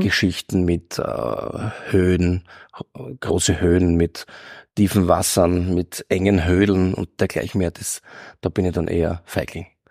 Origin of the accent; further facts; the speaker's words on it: Graz, Styria, Austria; ich komme aus Eckenberg in Graz und da war, war ganz extrem, also die Bronx, der Steiermark, muss man sagen